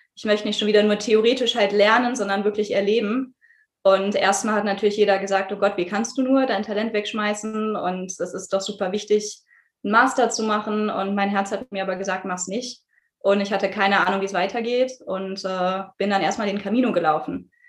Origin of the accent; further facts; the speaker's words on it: Düsseldorf, North Rhine-Westphalia, Germany; gebürtig komme ich aus Düsseldorf